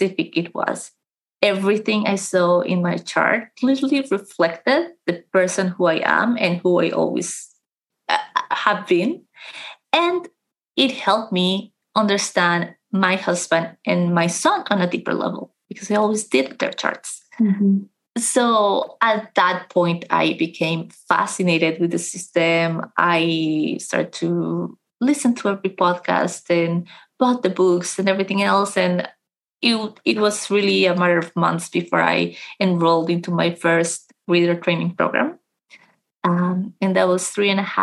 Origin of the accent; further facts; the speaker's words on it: Colombia; now in London, United Kingdom; I am originally from Colombia